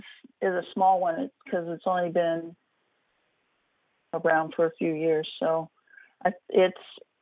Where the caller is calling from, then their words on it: California, United States; I'm calling from California.